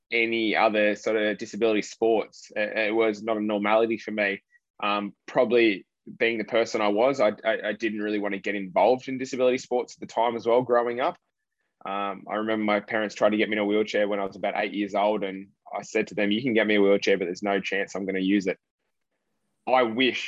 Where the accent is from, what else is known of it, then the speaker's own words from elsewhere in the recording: Port Macquarie, New South Wales, Australia; where I live in my hometown of Port Macquarie